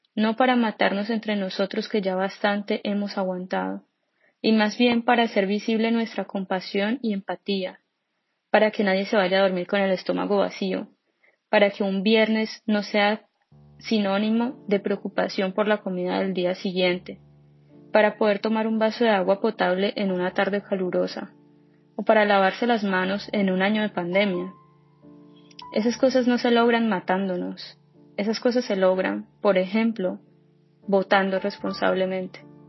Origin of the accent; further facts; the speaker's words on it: Colombia; now in Dresden, Germany; todos colombianos